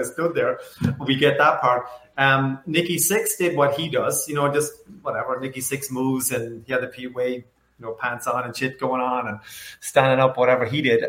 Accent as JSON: {"language": "English", "country": "Ireland", "tie": "born or raised there", "said": "I grew up in Ireland, as you can probably tell"}